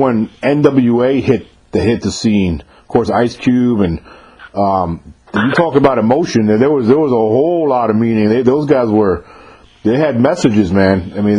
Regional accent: about 40 minutes north of the Bronx, New York, United States; So I'm from about 40 minutes north of the Bronx.

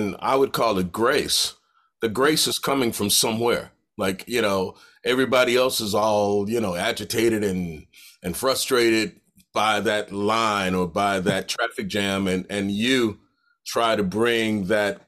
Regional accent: Detroit, Michigan, United States; growing up in Detroit, and my mother was on welfare

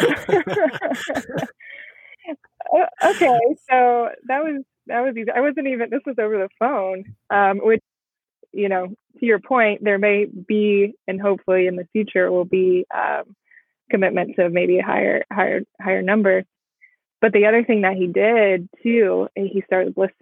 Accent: Midwest, United States; I'm Midwest or from the Midwest

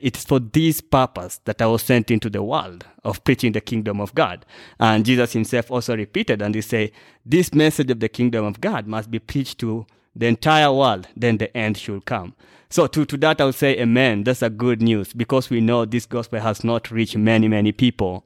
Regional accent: Kenya; I'm a Kenyan

